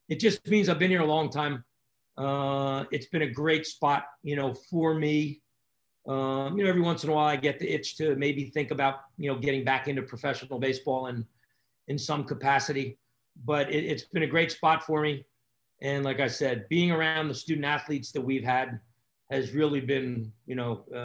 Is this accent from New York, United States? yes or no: no; New Jersey, United States; I'm from New Jersey.